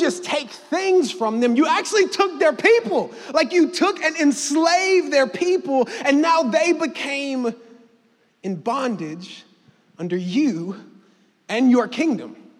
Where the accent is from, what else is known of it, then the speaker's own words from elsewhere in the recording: Mississippi, United States; me and my family, moved to Mississippi when I was seven